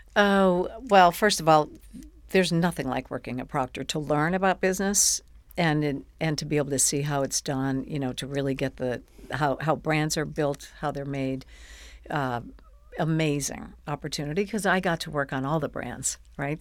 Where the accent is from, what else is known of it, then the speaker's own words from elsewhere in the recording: Buffalo, New York, United States; I grew up in Buffalo